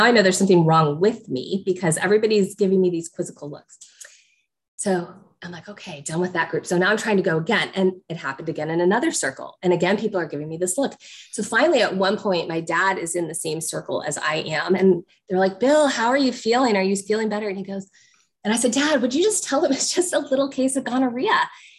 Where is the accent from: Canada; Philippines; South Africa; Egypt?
Egypt; So I was growing up in Egypt, and my dad was a medical researcher